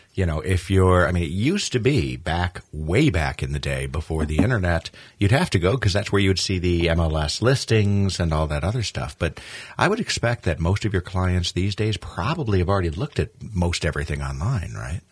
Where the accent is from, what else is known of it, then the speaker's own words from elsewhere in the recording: New York, United States; now in Minnesota, United States; as a New Yorker